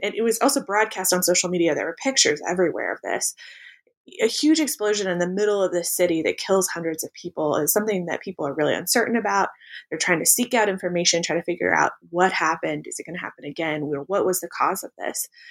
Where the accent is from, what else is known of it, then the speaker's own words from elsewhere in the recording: Pacific Northwest, United States; I grew up in the Pacific Northwest